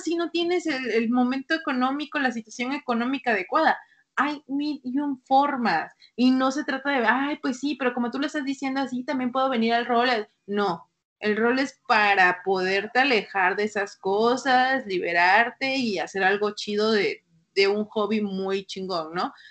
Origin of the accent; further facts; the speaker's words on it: Mexico; los que somos de México